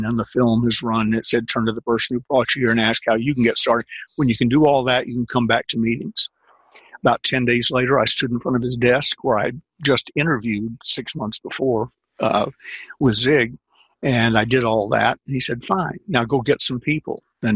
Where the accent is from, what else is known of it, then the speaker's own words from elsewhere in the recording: the South, United States; I'm a Southerner